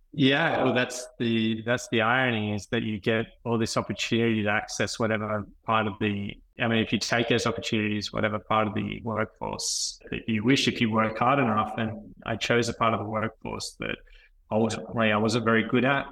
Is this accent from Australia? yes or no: yes; Wagga Wagga, New South Wales, Australia; also born or lived in Melbourne, Victoria / Sydney; I was brought up in Melbourne, but came from a regional family. So moved to Wagga during my, you know, most of my primary school years.